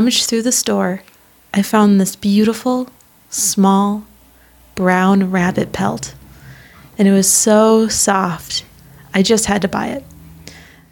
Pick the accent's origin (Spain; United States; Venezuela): United States; Minnesota; I am from Minnesota